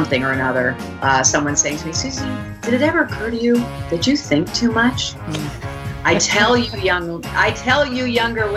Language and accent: English; Kingston, Pennsylvania, United States; also born or lived in Buffalo, New York; I was born in Buffalo, New York, and raised in a little town in Kingston, Pennsylvania, called Kingston, Pennsylvania